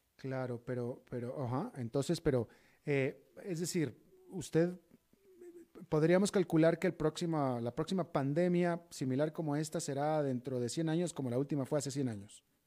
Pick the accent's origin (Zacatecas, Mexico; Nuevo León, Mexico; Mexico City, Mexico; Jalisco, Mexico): Nuevo León, Mexico; Monterrey; moved away; mi tierra natal, Monterrey, también.